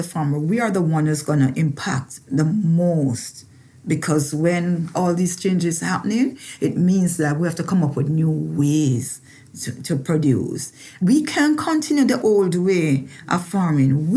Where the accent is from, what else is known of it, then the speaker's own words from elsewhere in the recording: Clarendon, Jamaica; moved away as an adult; now in Maryland, United States; I grew up in central Jamaica, Clarendon, to be exact.